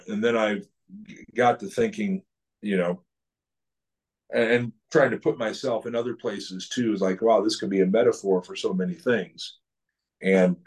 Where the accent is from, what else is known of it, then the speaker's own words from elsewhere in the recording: St. Louis, Missouri, United States; now in Skokie, United States; I'm from St. Louis